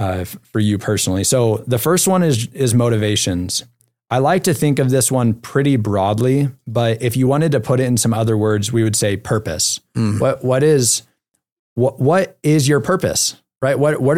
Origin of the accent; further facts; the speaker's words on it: California, United States; now in Utah, United States; We can't go to the beach here because we're in Utah, but I am from California.